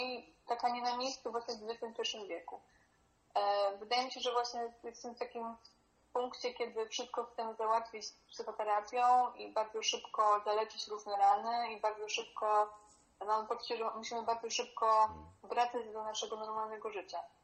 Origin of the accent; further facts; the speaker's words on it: Poland; moved away as an adult; also born or lived in Berlin; wyrosłam w tym kraju